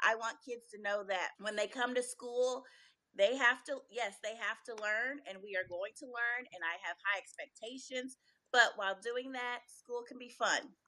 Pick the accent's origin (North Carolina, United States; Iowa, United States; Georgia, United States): Iowa, United States; Des Moines; moved away as an adult; now in Houston, United States; I'm originally from Des Moines, Iowa. I moved here to Texas 15 years ago and been a Texan ever since.